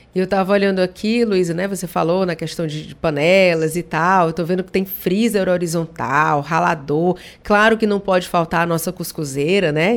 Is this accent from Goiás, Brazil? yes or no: no; Barbacena, Minas Gerais, Brazil; quando eu era criança pequena lá em Barbacena